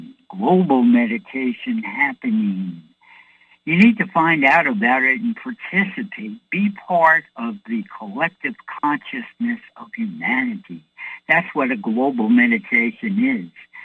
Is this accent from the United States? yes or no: yes; New York City, New York, United States; I'm from New York City